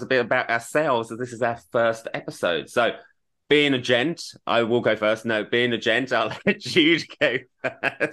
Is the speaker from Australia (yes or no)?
yes; Australia; moved away as an adult; also born or lived in United Kingdom; now in Los Angeles, United States; I am a British-born Australian raised, as I say. I've got a lot of Australian. I'm an Australian citizen, but I now live in LA.